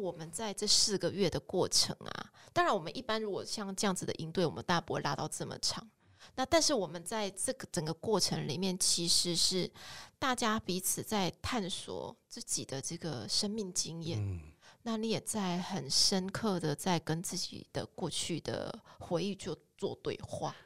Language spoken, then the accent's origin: Chinese; Kaohsiung, Taiwan; 我自己其实是出生在一个蓝领家庭里面，那我爸爸其实就是在七零年代那个高雄工业城市经济顶，经济起飞的那个环境下，呃，受惠，然后所以进入到一个体制，被工业城市的这个经济养大的小孩